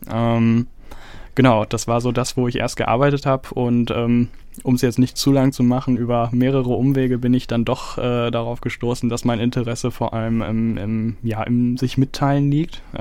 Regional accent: Detmold, North Rhine-Westphalia, Germany; also born or lived in Bielefeld / Koblenz; ich wurde Gott sei Dank nur da geboren. Aufgewachsen bin ich dann in Detmold und ähm, jetzt vor kurzem aber aus Koblenz hergezogen.

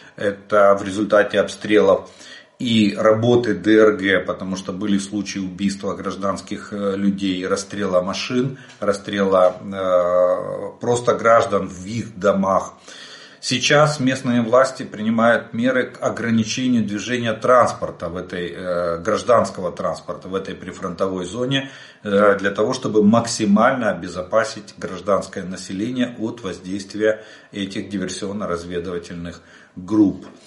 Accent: Ukraine; мы из Украины

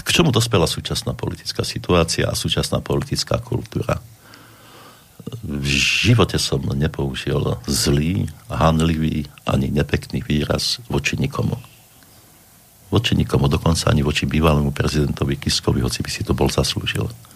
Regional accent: Lutina, Prešov Region, Slovakia; moved away as an adult; also born or lived in Košice / Czech Republic; now in Hnilec, Slovakia; Narodil som sa v lese, narodil som sa v obci v Lutina na severovýchode Slovenska

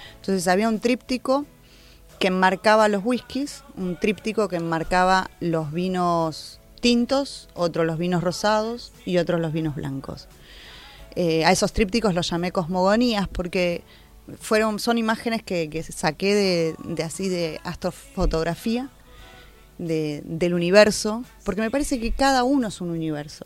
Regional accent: Argentina; Nosotros como argentinos

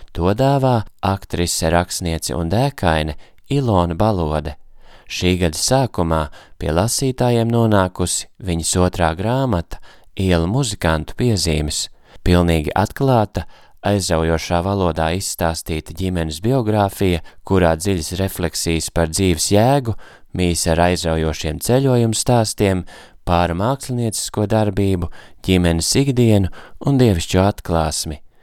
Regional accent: Latvia; esmu no Latvijas

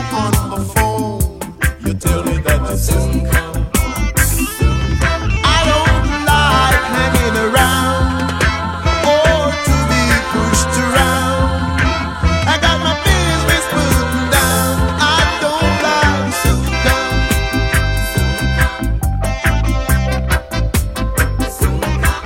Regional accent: Birmingham, West Midlands, United Kingdom; I was born in Birmingham

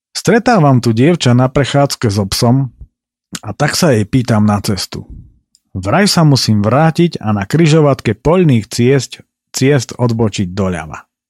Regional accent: Slovakia; som sa narodil práve v Tatrách

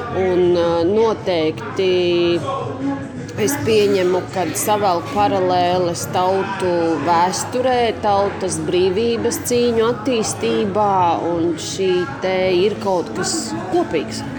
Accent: Latvia; moved away as an adult; now in Ireland; Mēs esam latvieši, mē, mūsu paudze jau īpaši. Mēs esam, mēs nākam no Latvijas, Latvija ir mūsu dzimtene

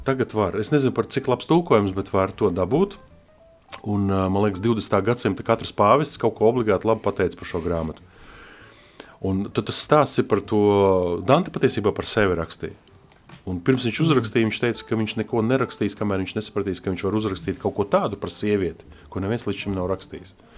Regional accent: Latvia; also born or lived in Russian Far East; mēs esam no Latvijas

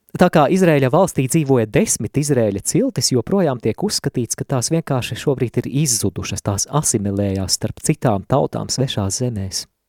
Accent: Latvia

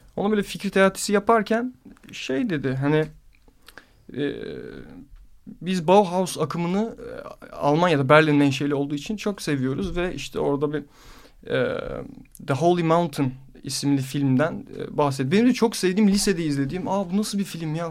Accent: Istanbul, Turkey; Yarımada'da büyüdüm. Böyle çocukluğum hep arka o sokakların kıvrımlarını keşfederek falan geçti.

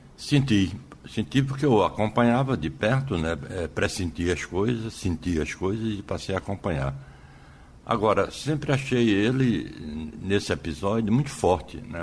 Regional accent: Nazaré da Mata, Pernambuco, Brazil; also born or lived in Vicência, Pernambuco / Aliança, Pernambuco; Eu nasci em Vicência, né? Nasci uhum. em Vicência

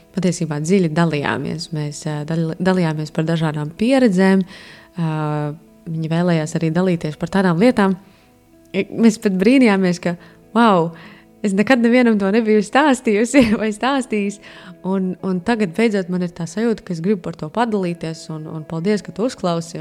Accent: Latvia; es no Latvijas

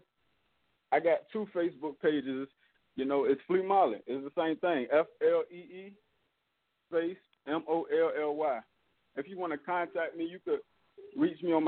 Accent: Norfolk, Virginia, United States; I'm from Norfolk, Virginia. I was raised in Berkeley. You know, that's an area in South Norfolk

